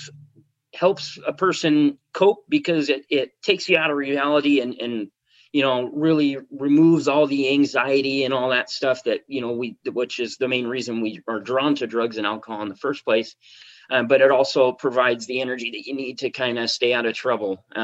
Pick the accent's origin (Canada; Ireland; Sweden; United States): United States; Spokane, Washington; moved away as an adult; now in San Diego, United States; I was working as an auto mechanic in Spokane, Washington, which is my hometown.